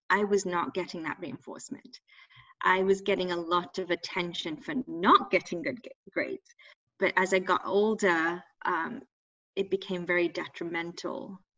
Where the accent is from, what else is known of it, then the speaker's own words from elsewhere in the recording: England, United Kingdom; Like these were not options when I grew up in England.